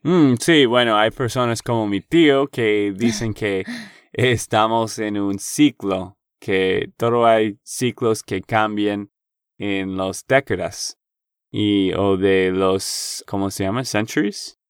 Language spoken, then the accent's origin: Spanish; Texas, United States; de Texas, Estados Unidos.